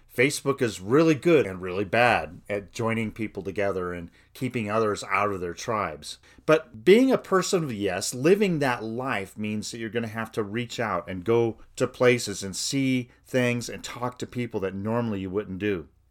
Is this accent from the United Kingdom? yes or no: no; United States; I'm an American, white, a suburban man